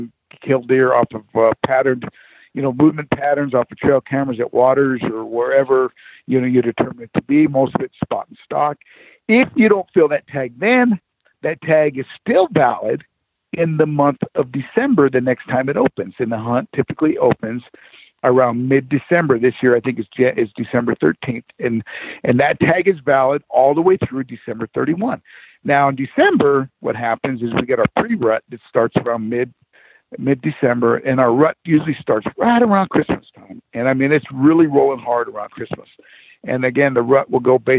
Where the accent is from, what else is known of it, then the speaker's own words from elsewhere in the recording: Arizona, United States; I grew up here in Arizona